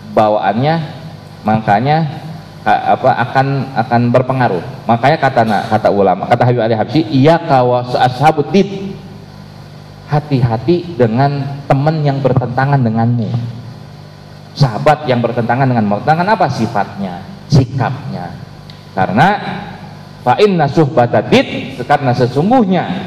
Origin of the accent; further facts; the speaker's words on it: Indonesia; adat kita adat istiadat warga Indonesia